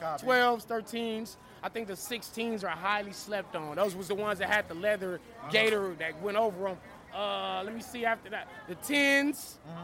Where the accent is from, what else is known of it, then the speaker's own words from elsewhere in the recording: California, United States; I'm from Cali, bro.